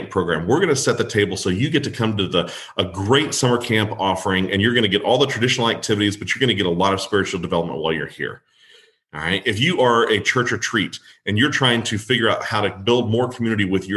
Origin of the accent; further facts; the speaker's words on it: Kerrville, Texas, United States; I'm from Kerrville.